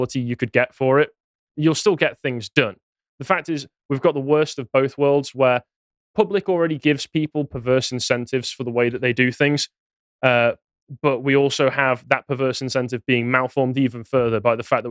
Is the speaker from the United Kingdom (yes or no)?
yes; Crewe, North West England, United Kingdom; moved away; my hometown, Crewe